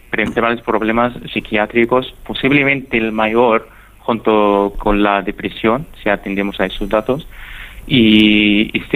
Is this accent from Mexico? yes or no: no; Egypt; accent: Egyptian; Spanish is a second language; Muchísimas gracias Paco, espero que mi acento egipcio haya sido entendible